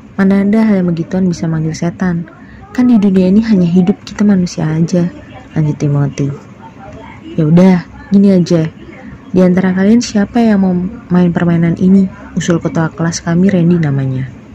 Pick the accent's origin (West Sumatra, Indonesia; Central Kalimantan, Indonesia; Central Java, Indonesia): Central Java, Indonesia; Surakarta; Saya berasal dari kota Solo.